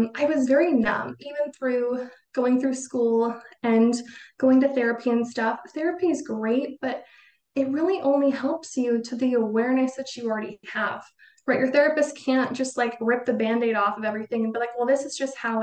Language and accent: English; Boise, Idaho, United States; I grew up in Idaho, in Boise, which is the biggest city in Idaho